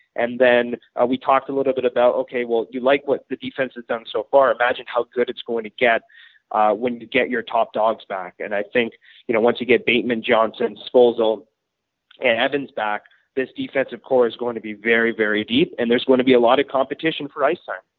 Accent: Ottawa, Ontario, Canada; moved away as an adult; also born or lived in Powell River, British Columbia; now in Regina, Canada; I come from Ottawa, Ontario

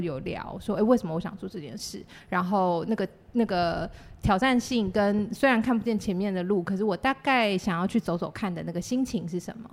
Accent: Chiayi, Chiayi City, Taiwan; first language Chinese; also born or lived in Taipei / United Kingdom; 我是嘉义市长大的小孩

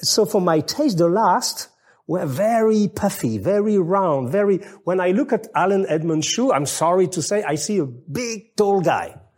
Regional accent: France; English is a second language; I'm French

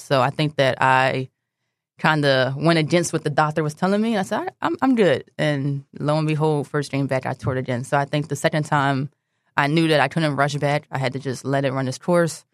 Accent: Philadelphia, Pennsylvania, United States; also born or lived in Delaware; I grew up in Philadelphia, but for some reason in eighth grade, I went to school in Delaware

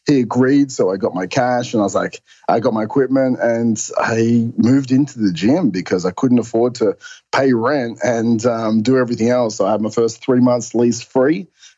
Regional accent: Perth, Western Australia, Australia; now in Melbourne, Australia; Perth, Western Australia.

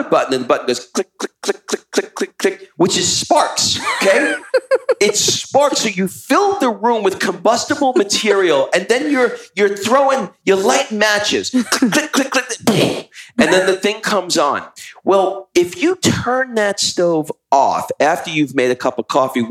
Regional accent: United States; we're from America

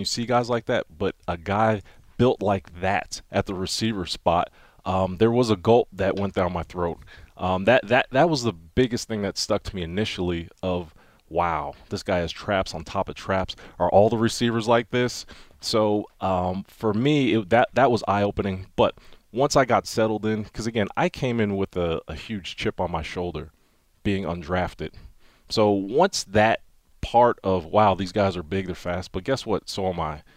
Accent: Wilkes-Barre, Pennsylvania, United States; I'm from Wilkes-Barre, Pennsylvania, northeastern Pennsylvania, coal mining region

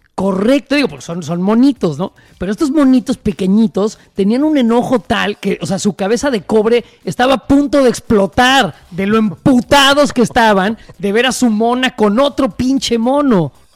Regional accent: Mexico

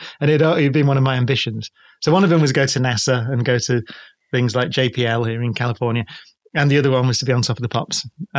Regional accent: Manchester, North West England, United Kingdom; we're from Manchester, so we call it

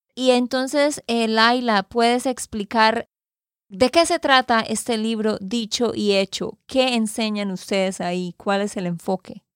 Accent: Santander, Colombia; de Santander, Colombia

